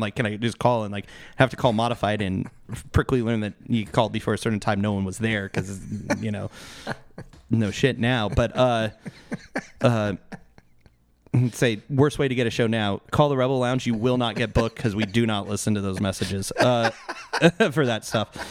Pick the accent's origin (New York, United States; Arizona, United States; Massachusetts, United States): Arizona, United States; Mesa; I grew up in East Mesa